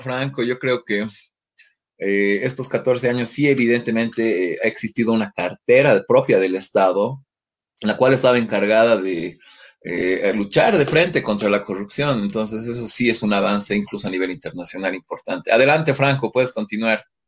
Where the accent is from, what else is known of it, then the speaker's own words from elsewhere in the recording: Bolivia; nosotros como bolivianos